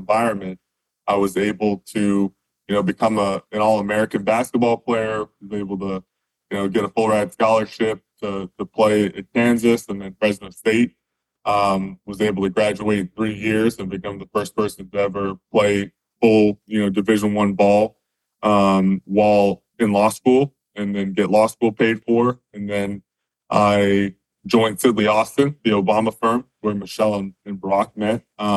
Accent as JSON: {"language": "English", "region": "Western Canada", "country": "Canada", "tie": "born or raised there", "said": "I grew up in Western Canada in a small town"}